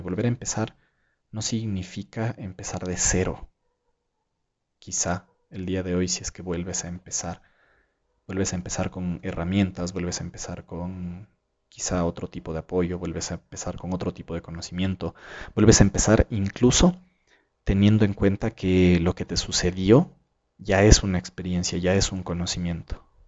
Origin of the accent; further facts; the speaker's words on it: Ecuador; aquí en mi país